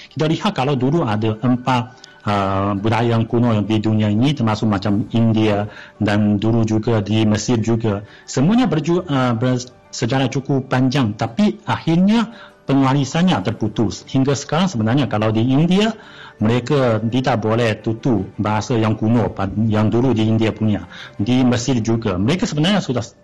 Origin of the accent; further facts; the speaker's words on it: China; Malay is a second language; kami orang Cina